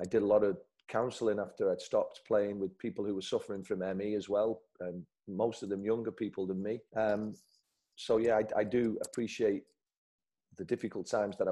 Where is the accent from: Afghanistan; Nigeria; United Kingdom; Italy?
United Kingdom; Salford, North West England; I'm from Salford, so you can't be a yuppie if you're from Salford.